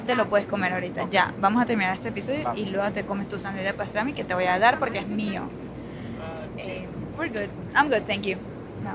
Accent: Venezuela; accent: Venezuelan; el acento venezolano

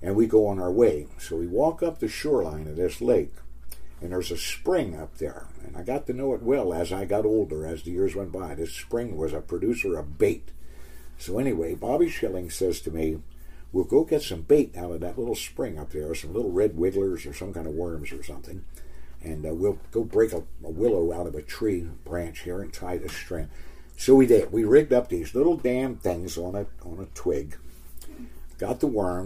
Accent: Baltimore, Maryland, United States; now in Oregon, United States; I was born and raised in Baltimore, Maryland, and came from the Lower East Side of Baltimore

